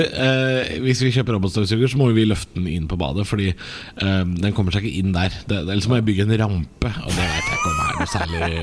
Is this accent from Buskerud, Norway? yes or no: yes; Drammen, Buskerud, Norway; jeg er fra Drammen